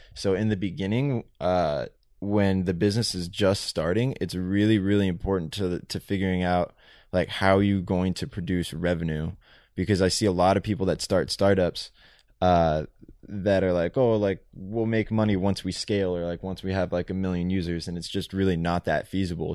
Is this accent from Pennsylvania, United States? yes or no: no; San Diego, California, United States; we grew up in Benita, San Diego